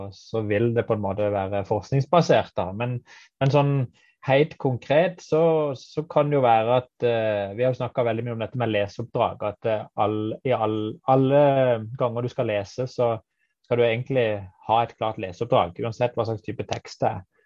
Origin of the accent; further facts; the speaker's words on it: Kristiansand, Agder, Norway; jeg kommer fra Kristiansand